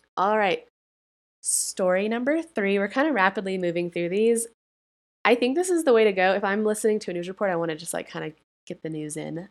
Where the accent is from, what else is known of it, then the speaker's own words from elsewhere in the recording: Colorado, United States; my home state of Colorado